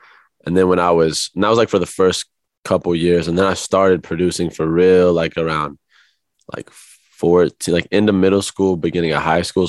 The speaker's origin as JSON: {"language": "English", "region": "Midwest", "country": "United States", "tie": "born or raised there", "lives_now": "Los Angeles, United States", "said": "compared to like, you know, growing up in the Midwest all my life, it was cool."}